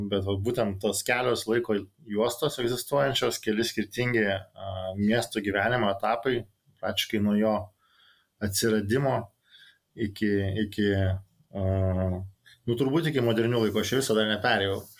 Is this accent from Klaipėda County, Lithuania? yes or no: no; Kaunas, Kaunas County, Lithuania; ypač kaip kauniečiai